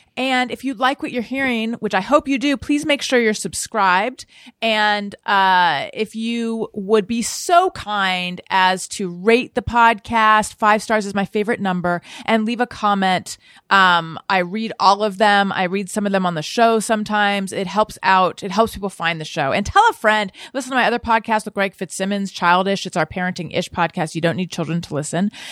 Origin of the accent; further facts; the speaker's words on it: Orange County, California, United States; accent: Orange County; I was born in Northern California. I was raised in Orange County